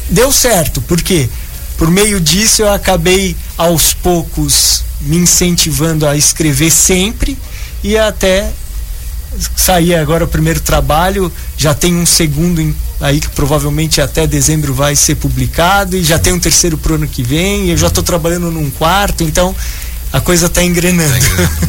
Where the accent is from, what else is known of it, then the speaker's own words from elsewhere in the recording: São Paulo, Brazil; moved away; eu tinha uma vida cultural em São Paulo, que é a minha cidade natal, bem intensa.